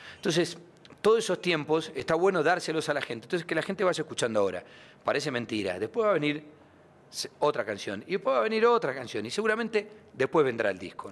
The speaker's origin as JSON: {"language": "Spanish", "country": "Argentina", "said": "Yo soy un argentino nostálgico del tango con espíritu costeño"}